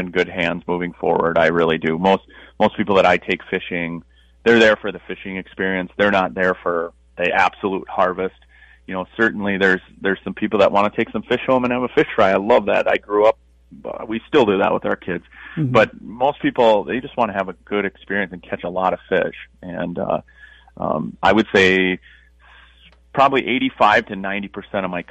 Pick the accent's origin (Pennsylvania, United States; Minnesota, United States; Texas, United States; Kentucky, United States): Minnesota, United States; Moose Lake; I grew up on a lake river system, so I used to take my boat over. I could boat to school where I grew up on Moose Lake